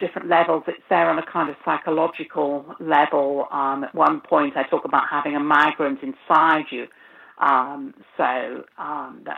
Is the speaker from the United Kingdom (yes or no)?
yes; United Kingdom; moved away as an adult; also born or lived in Lithuania (grandparents); I'm a migrant myself because I was born in Britain, and I mean, I lived in Britain until 25 years ago